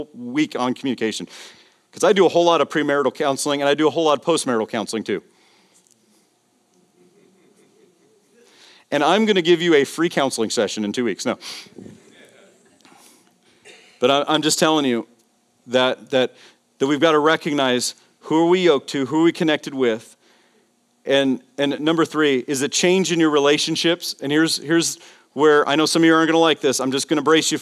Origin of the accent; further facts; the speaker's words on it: Las Vegas, Nevada, United States; Vegas, baby. My hometown.